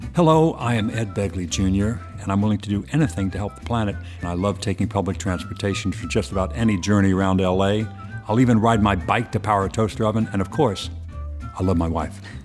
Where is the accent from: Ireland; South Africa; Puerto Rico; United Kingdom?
Ireland; I'm from the old sod. I'm from Ireland